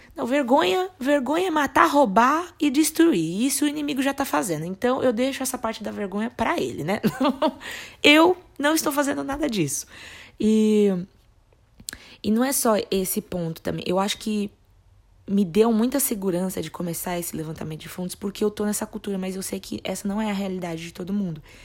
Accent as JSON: {"language": "Portuguese", "country": "Brazil", "said": "como brasileiros, nós temos"}